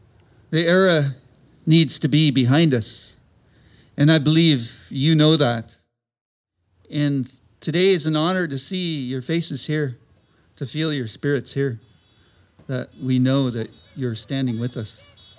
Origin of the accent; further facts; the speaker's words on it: Saanich, British Columbia, Canada; I'm Chioktin from Saanich, southern tip of Vancouver Island. We're Coast Salish people. We're the people of the Salish Sea.